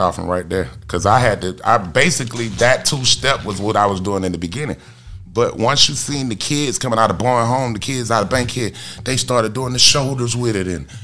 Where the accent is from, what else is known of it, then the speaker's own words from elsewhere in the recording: Atlanta, Georgia, United States; I'm from Bankhead Court, like really from Bankhead Court. Like I was born at home on the sofa